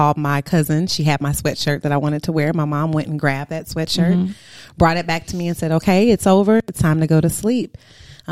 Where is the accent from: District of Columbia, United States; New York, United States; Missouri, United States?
Missouri, United States; St. Louis; also born or lived in Houston, Texas; I'm originally from St. Louis, Missouri